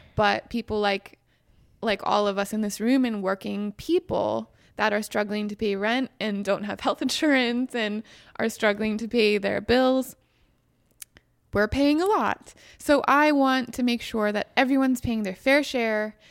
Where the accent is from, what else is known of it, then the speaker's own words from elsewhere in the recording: Western Pennsylvania, United States; moved away; also born or lived in West Virginia; I grew up in Western Pennsylvania in a Republican household